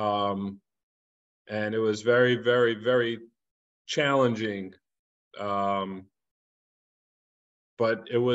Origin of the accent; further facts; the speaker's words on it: New York City, New York, United States; moved away as an adult; also born or lived in Los Angeles; I grew up in Crown Heights